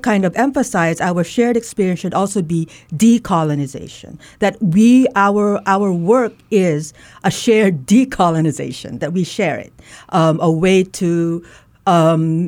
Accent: Leyte, Eastern Visayas, Philippines; I'm Waray. I grew up in Leyte

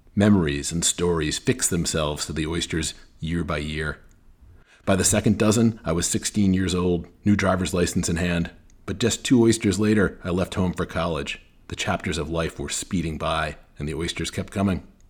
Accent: New England, United States; moved away as an adult; now in New Orleans, United States; When I was growing up in New England

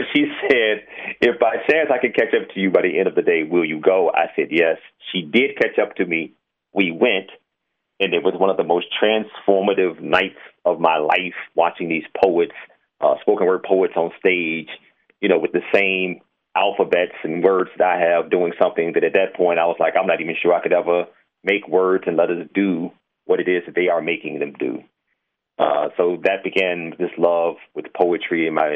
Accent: Richmond, Virginia, United States; moved away as an adult; now in Atlanta, United States; I grew up in Richmond, Virginia, south side of that city

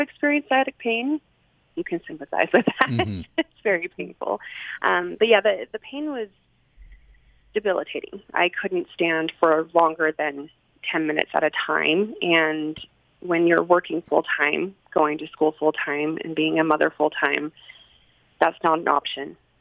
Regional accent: Salt Lake City, Utah, United States; also born or lived in Sandy, Utah; I grew up here in Salt Lake City. Um, actually, well, I started growing up in Sandy, and I was um, within a wonderful LDS family.

